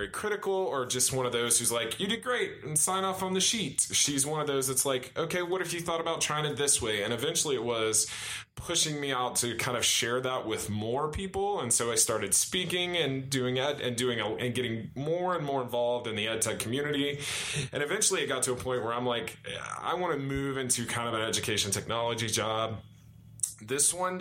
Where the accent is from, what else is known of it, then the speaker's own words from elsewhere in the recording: Marietta, Georgia, United States; also born or lived in Washington, D.C.; Then we moved back to Marietta because I'm originally from Marietta.